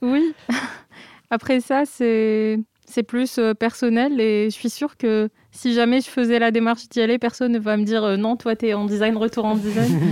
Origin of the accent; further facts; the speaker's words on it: Algeria; moved away as an adult; now in Marseille, France; j'ai vécu toute ma vie en, Algérie et du coup le nord de l'Afrique.